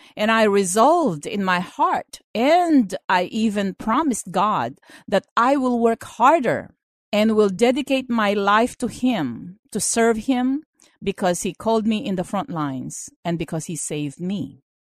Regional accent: Philippines; moved away as an adult; now in United States; I was born in the Philippines and I finished school there

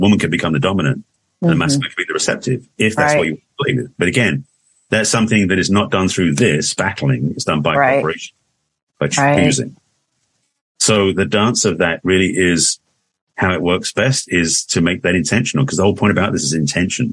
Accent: England, United Kingdom; accent: English; moved away as an adult; now in United States; I moved to America in 81 from England. For those who don't know, that's an English accent I express

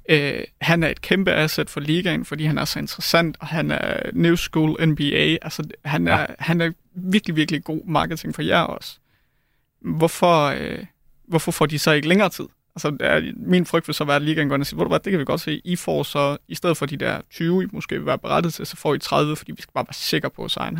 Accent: Denmark; jeg er fra Jylland, så jeg plejede at tage til MCH Arena

